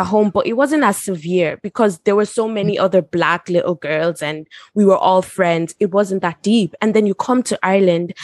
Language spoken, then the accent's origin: English; South Africa; moved away; I'm from South Africa